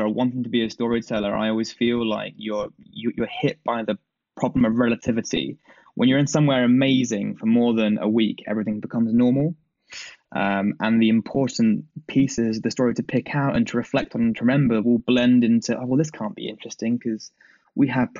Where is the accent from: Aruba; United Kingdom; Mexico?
United Kingdom; I'm a British guy